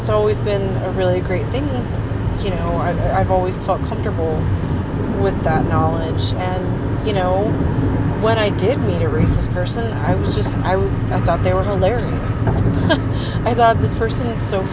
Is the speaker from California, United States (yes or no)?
no; Texas, United States; also born or lived in Port Isabel, Texas / Lockhart, Texas / Houston, Texas / Austin, Texas; I grew up in Texas, and I've lived here my whole life